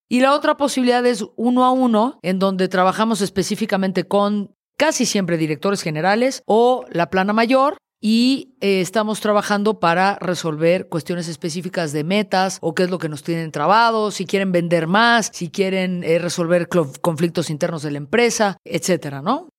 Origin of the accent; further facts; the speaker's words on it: Mexico City, Mexico; Oriundo, originario, de la Ciudad de México